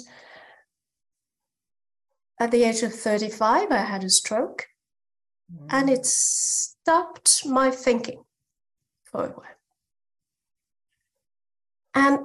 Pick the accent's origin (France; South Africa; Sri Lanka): France; now in Germany; I'm French. I live in Germany